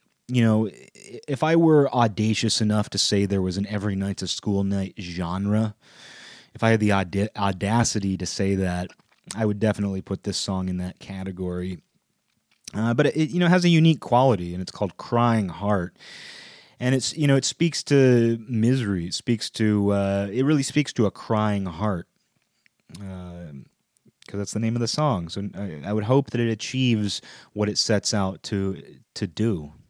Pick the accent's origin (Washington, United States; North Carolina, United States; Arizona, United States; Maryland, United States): Washington, United States; Seattle; I live in, you know, I grew up in the Seattle area, you know, I still live about an hour outside of Seattle